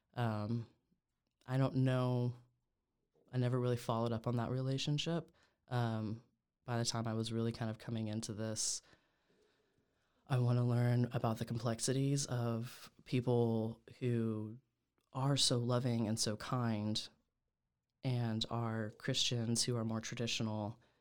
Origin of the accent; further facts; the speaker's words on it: Oklahoma, United States; born and raised in Oklahoma